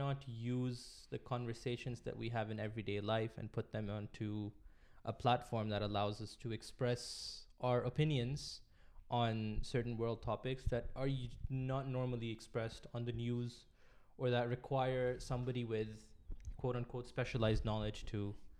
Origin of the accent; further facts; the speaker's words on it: Pakistan; also born or lived in Middle East; We're both from Pakistan, and we both grew up in the Middle East.